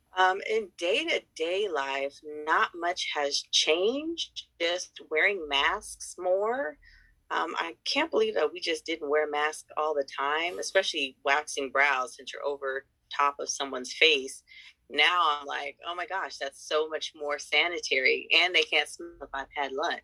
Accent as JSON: {"language": "English", "town": "San Diego", "region": "California", "country": "United States", "said": "I am from San Diego, California"}